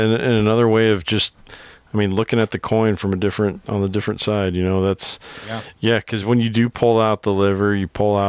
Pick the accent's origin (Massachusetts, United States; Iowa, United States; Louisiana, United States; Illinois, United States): Iowa, United States; Hey, I got the same problem. I'm from Iowa, and my wife is from New England. So, you know, I pronounce everything wrong.